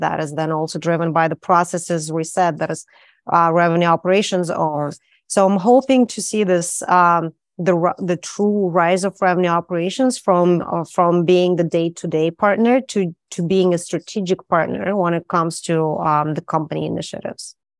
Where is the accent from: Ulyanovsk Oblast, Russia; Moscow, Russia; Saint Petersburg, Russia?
Saint Petersburg, Russia; moved away; I'm from Saint Petersburg